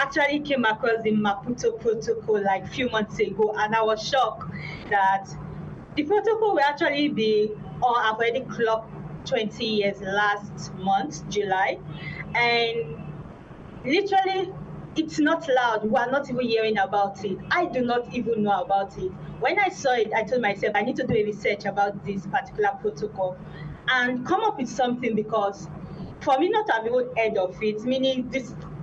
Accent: Nigeria; I am from Nigeria, and I currently work as the Program Associate for Communication and Engagement with an NGO here in Abuja, Nigeria

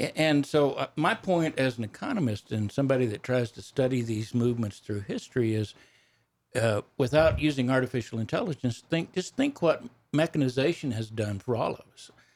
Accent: Texas Panhandle, United States; I grew up on a ranch in the Panhandle of Texas. That's where my accent comes from

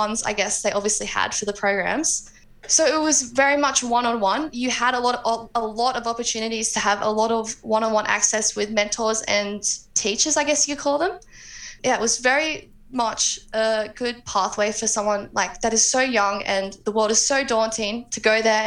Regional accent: Armidale, New South Wales, Australia; also born or lived in Grafton; I was from Armidale, which is where the UNE is

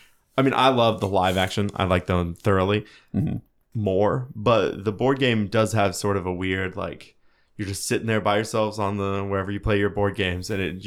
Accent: Benton, Illinois, United States; But I grew up in Benton, which is, if you ever read any books about methamphetamines, it's mentioned multiple times.

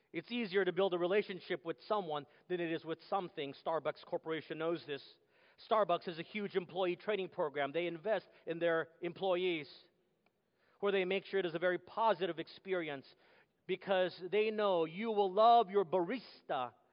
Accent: Texas, United States; moved away; Growing up in Texas, it was what they call football country

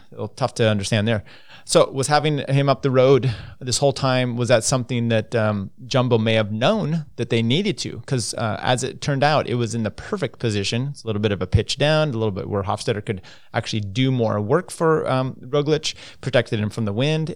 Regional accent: United States; as an American

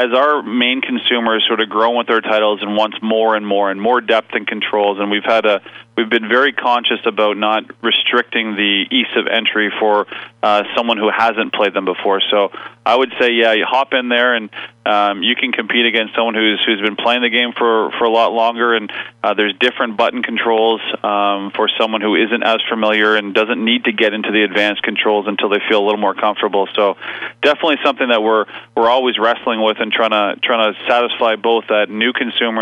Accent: East Coast of Canada, Canada; moved away as an adult; now in British Columbia, Canada; I'm from the East Coast of Canada and came out here to go to school

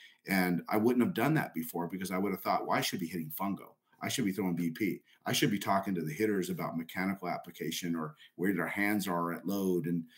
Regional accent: El Paso, Texas, United States; And I went up to Augie and I said … from El Paso, this, this, and that.

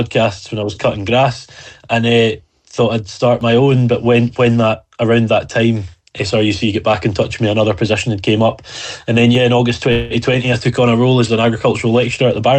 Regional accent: Isle of Arran, Scotland, United Kingdom; now in Dumfries, United Kingdom; I was from the Isle of Arran, which is absolutely true.

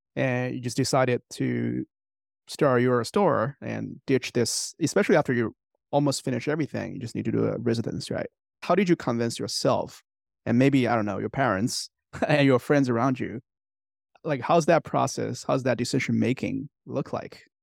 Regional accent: China; moved away; Hans and I grew up in China

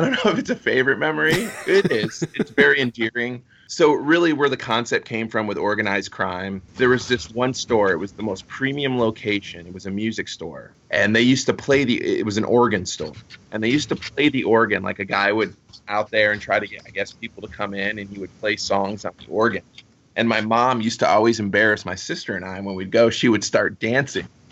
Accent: Fort Myers, Florida, United States; I grew up here in Fort Myers

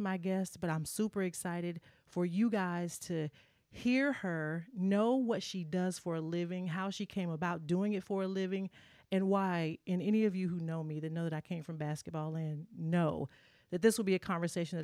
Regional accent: Tennessee, United States; moved away; also born or lived in New York; being a Southern girl, I'm from Tennessee

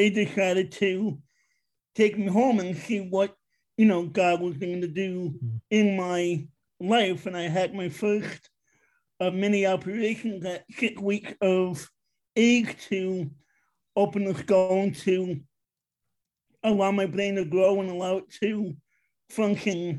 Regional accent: New York City, New York, United States; moved away as an adult; also born or lived in Long Island, New York; now in Pennsylvania, United States; I am from Queens, New York, originally. I lived out there most of my life

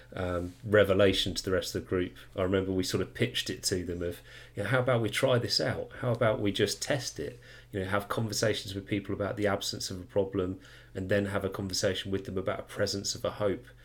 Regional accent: United Kingdom; I am a UK person from the UK

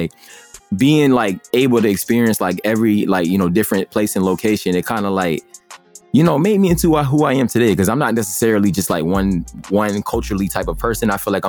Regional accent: Elizabeth, New Jersey, United States; born there; also born or lived in Springfield, Massachusetts; All right, so I was born in Elizabeth, New Jersey. All my life though, like I literally live like all over the United States. Like it's been crazy, like it's my whole life. I've lived in New Jersey. I've lived in Springfield, Massachusetts.

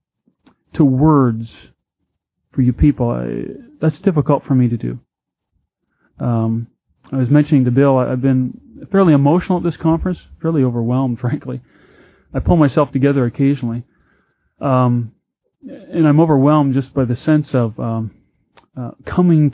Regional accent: Vancouver, British Columbia, Canada; I'm from Vancouver, British Columbia, in Canada.

